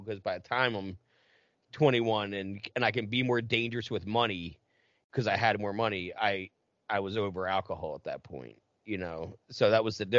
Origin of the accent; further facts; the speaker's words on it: New Jersey, United States; I'm from Jersey